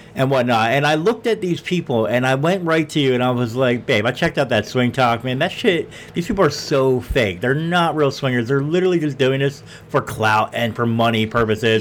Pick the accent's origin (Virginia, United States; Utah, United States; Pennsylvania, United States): Pennsylvania, United States; Philadelphia; we are from Philly